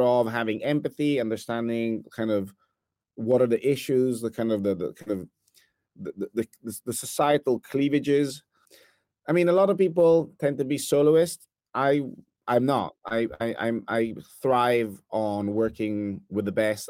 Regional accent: Italy; accent: Italian; English is a second language; now in New York, United States; I'm originally from Italy, as some might hear from my accent.

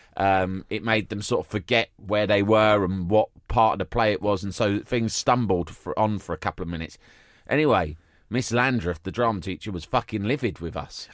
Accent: London, United Kingdom; growing up in London

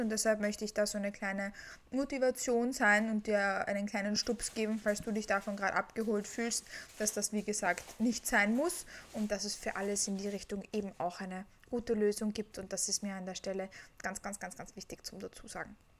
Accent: Vienna, Austria; Ich komme aus Wien und ich lebe auch in Wien

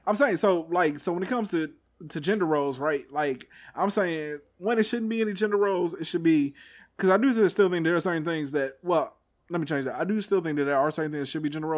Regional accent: Texas, United States; I'm from Texas

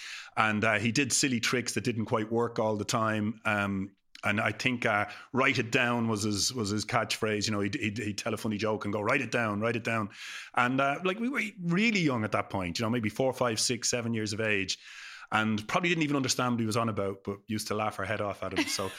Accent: Dublin, Leinster, Ireland; And so the girls I grew up with in Perrystown, Crumlin, who would always say to me growing up, how's it going?

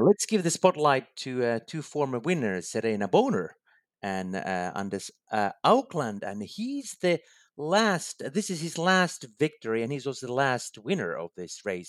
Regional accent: Finland; my home country, Finland.

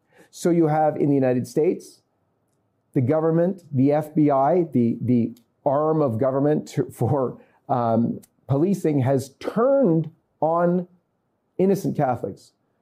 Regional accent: Canada; because I'm coming from Canada, so we'll maintain with Canada's statistics.

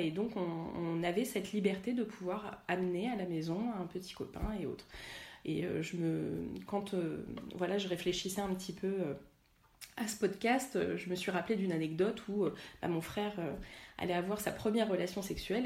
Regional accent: La Celle-Saint-Cloud, Île-de-France, France; j'ai grandi à la Selle Saint-Cloud

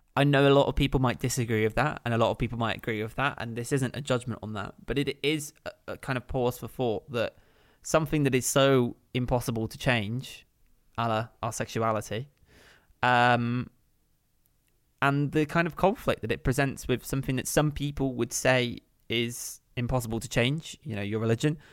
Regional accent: Kent, South East England, United Kingdom; moved away as an adult; also born or lived in West London; growing up in Kent.

